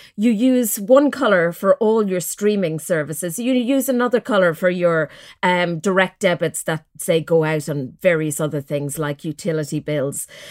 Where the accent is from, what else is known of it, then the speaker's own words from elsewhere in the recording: Mullingar, Leinster, Ireland; growing up in Mullingar